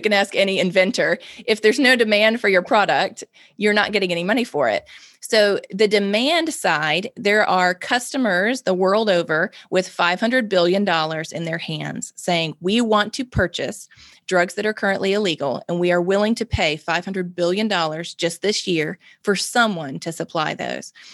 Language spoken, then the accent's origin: English; Mississippi, United States; I'm born and raised in Mississippi, lived in Mississippi my whole life